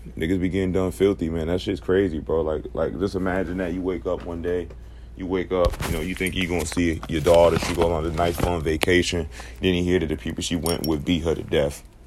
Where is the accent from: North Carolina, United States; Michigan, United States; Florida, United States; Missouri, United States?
North Carolina, United States; Charlotte; this is from my home city